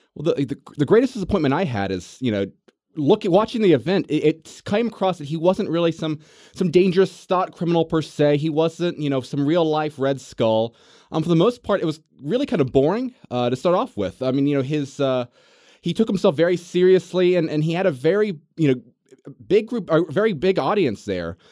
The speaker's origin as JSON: {"language": "English", "region": "the South", "country": "United States", "tie": "born or raised there", "said": "I was born in the South. You know, I, I consider myself a Southerner"}